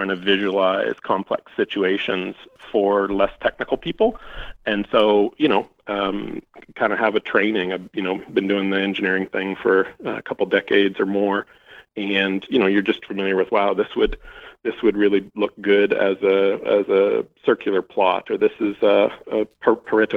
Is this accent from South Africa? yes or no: no; Atlantic Canada, Canada; growing up in Eastern Canada